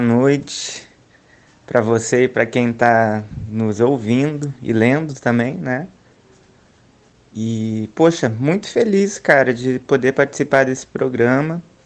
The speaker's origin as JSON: {"language": "Portuguese", "town": "Porto Alegre", "region": "Rio Grande do Sul", "country": "Brazil", "tie": "born or raised there", "moved": "as an adult", "lives_now": "Rio de Janeiro, Brazil", "said": "E sou de Porto Alegre, nascido e criado lá até 2013, que é quando eu venho para o Rio de Janeiro"}